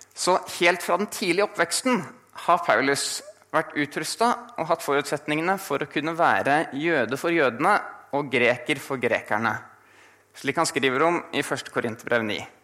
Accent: Asker, Akershus, Norway; moved away as an adult; now in Bergen, Norway; kommer fra Asker utenfor Oslo

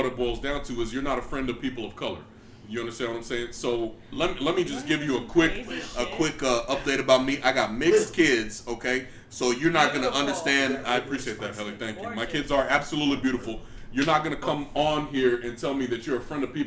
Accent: San Antonio, Texas, United States; I grew up on the North fucking West, San Antonio, Deuce Dime, Countdown City

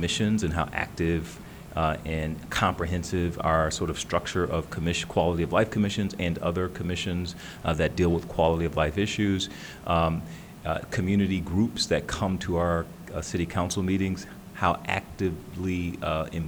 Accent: Detroit, Michigan, United States; moved away as an adult; also born or lived in Florida / Pittsburgh / New York / Washington, D.C.; now in Austin, United States; I grew up in Detroit, Michigan.

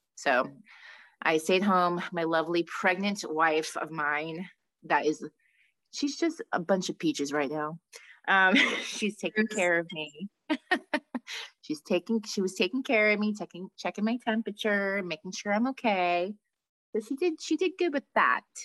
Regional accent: Long Island, New York, United States; we're from Long Island

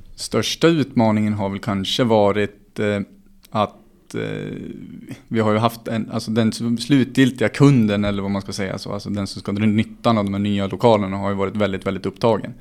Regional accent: Gävle, Gävleborg County, Sweden; jag som Gävlebo

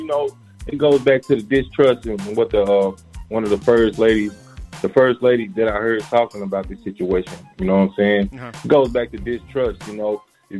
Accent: Mount Pleasant, Texas, United States; I'm from Texas, man. A little country town called Mount Pleasant.

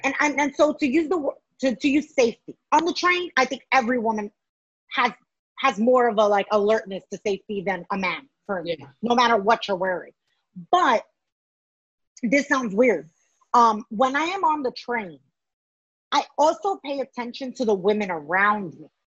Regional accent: New York City, New York, United States; myself as a New Yorker

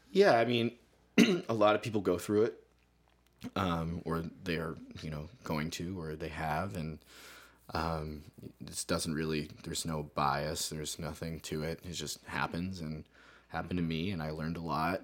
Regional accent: Carbon County, Pennsylvania, United States; now in Lowell, United States; I grew up in, uh, Pennsylvania. I grew up in, like, what is called Carbon County

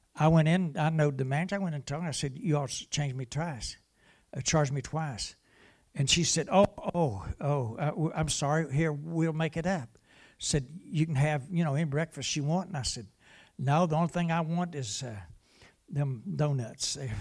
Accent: West Virginia, United States; I'm from West Virginia

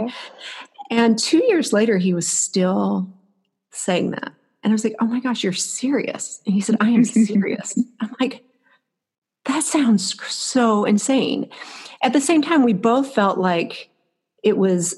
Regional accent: Florida, United States; moved away as an adult; now in Alaska, United States; I was born and raised in Florida

